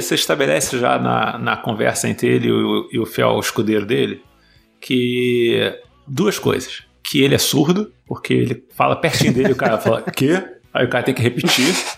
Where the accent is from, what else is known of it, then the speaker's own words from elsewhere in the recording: Los Angeles, California, United States; moved away; also born or lived in Brazil; eu nasci em São Fernando Valley